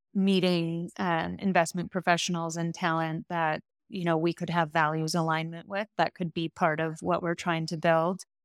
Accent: Midwest, United States; I'm a Midwesterner

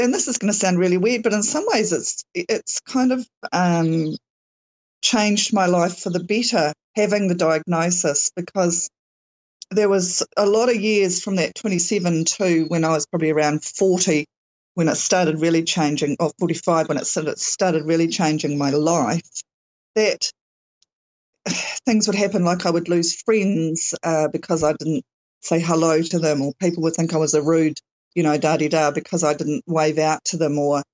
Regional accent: New Zealand; I'm, definitely New Zealand, and it's summer here

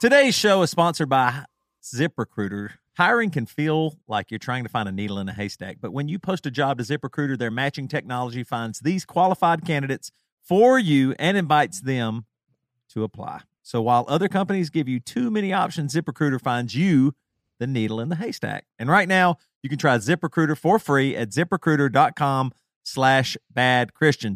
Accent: the South, United States; us three specifically growing up in the South

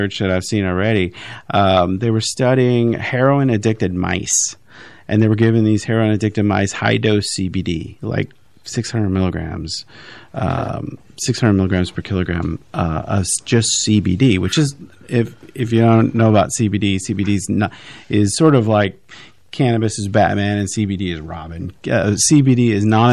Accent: Missouri, United States; moved away; I grew up in Missouri

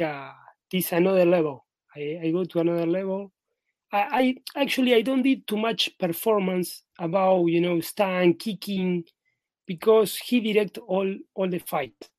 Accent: Buenos Aires, Argentina; also born or lived in Madrid; I am in my hometown right now in Buenos Aires, in Argentina

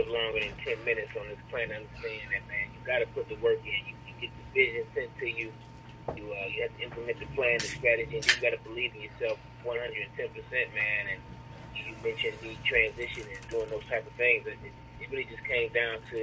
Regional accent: Detroit, Michigan, United States; growing up in Detroit, you know, early 80s

